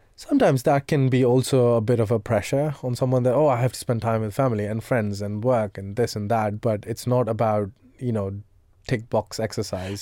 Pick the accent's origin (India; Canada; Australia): India; moved away; I come from India